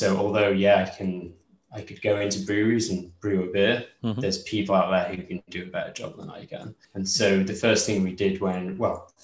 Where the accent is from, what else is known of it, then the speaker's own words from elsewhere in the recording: Ilkley, Yorkshire and the Humber, United Kingdom; my hometown of Ilkley.